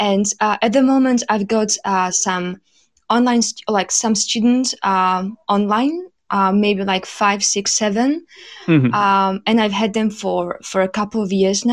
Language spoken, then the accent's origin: English; Slovakia; first language Slovak; English is a second language; moved away as an adult; also born or lived in Manchester; now in London, United Kingdom; I am from Slovakia, but currently I'm living in London